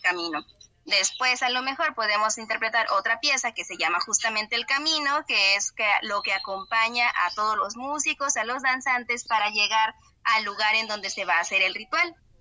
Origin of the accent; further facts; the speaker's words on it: Tamaletom, San Luis Potosí, Mexico; aquí en Tamaletón, de donde soy originaria